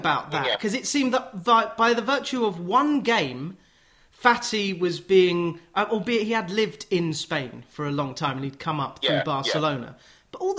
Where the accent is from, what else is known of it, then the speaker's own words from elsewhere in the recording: Watford, East of England, United Kingdom; I'm from Watford